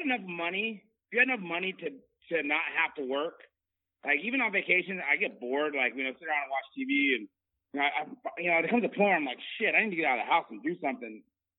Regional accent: Bay Area, Northern California, United States; moved away as an adult; now in Southern California, United States; I'm originally from NorCal. I grew up in the Bay Area, moved down here in 2000 to Southern California, and played football at a Division III school down here.

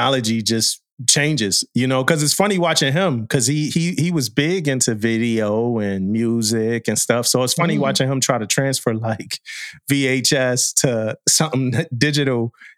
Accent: East Coast, United States; and I'm from the East Coast.

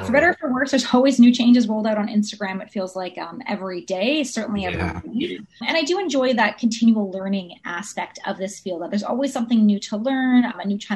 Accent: Ontario, Canada; now in Vancouver, Canada; I'm originally from Ontario

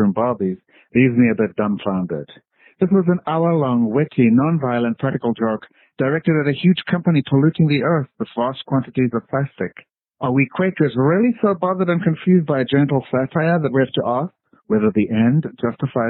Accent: South Africa; now in Sunbury, United States; I'm originally from South Africa, and my activist background there was in the anti-apartheid movement

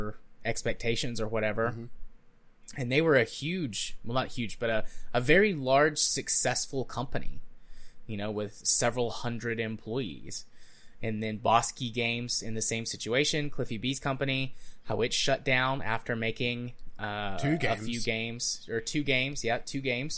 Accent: United States; as an American

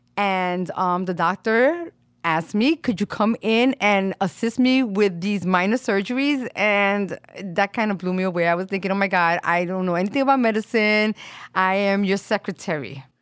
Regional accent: New York City, New York, United States; also born or lived in Puerto Rico (family origin); my family is from Puerto Rico. I was born and raised here in Brooklyn, in Williamsburg

